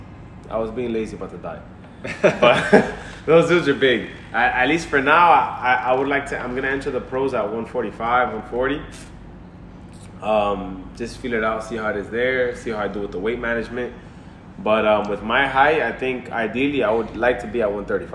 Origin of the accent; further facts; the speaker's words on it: Miami, Florida, United States; we're both born and raised in Miami.